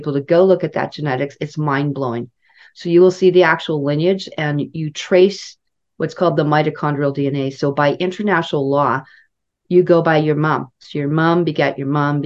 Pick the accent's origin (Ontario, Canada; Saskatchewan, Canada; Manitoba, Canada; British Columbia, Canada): Saskatchewan, Canada; Saskatoon; moved away; also born or lived in Kamloops; I grew up in Saskatoon